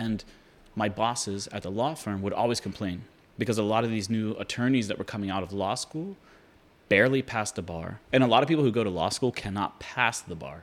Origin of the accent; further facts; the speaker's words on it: Pittsburgh, Pennsylvania, United States; I grew up in Pittsburgh, Pennsylvania